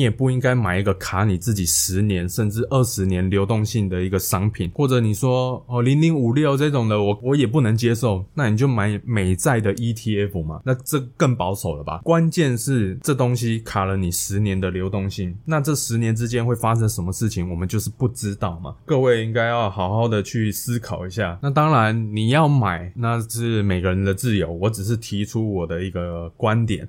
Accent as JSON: {"language": "Chinese", "town": "Hualien", "region": "Hualien County", "country": "Taiwan", "tie": "born or raised there", "said": "因为我老家是在花莲"}